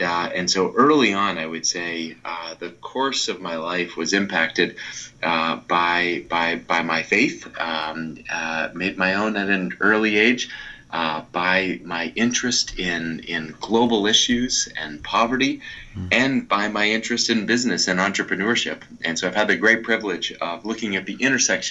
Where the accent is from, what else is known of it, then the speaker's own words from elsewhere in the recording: outside of Boston, Massachusetts, United States; grew up outside of Boston